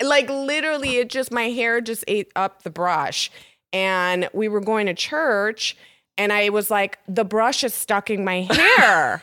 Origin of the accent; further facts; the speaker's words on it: Chicago, Illinois, United States; also born or lived in Hartford, Connecticut; I'm a Chicago native